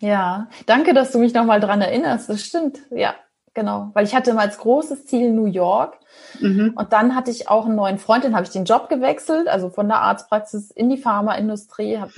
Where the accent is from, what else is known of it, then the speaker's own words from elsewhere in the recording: Ostholstein, Schleswig-Holstein, Germany; moved away as an adult; also born or lived in Kiel; now in Hamburg, Germany; bin ein gebürtiges Nordlicht, komme aus Ostholstein, kurz vor Fehmarn. Da bin ich aufgewachsen